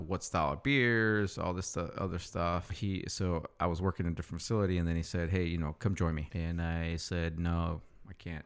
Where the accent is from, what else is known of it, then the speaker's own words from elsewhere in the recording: Ripon, California, United States; I grew up in a small town called Ripon.